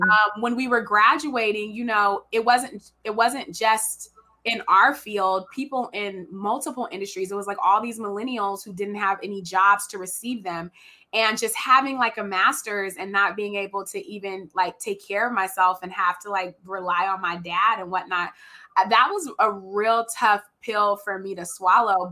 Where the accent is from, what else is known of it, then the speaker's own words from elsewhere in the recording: Richmond, California, United States; also born or lived in Oregon; I'm from Richmond